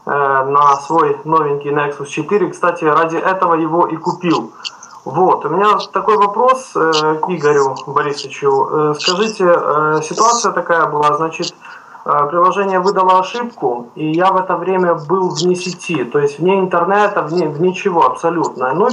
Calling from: Kyiv, Ukraine; я из Киева.

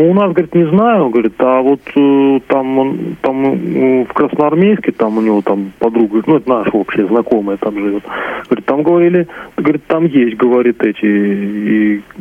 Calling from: Elektrostal, Moscow Oblast, Russia; вот я из Электростали города Московской области

